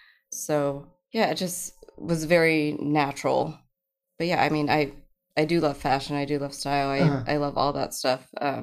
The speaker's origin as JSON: {"language": "English", "town": "Santa Barbara", "region": "California", "country": "United States", "tie": "born or raised there", "also_born_or_lived": "Carpinteria / Ventura", "moved": "yes", "lives_now": "Austin, United States", "said": "So, I'm originally from Santa Barbara, and I simultaneously grew up in Carpinteria and Ventura. So, I'm from a bunch of little beach towns. And then obviously we ended up here in Austin, Texas."}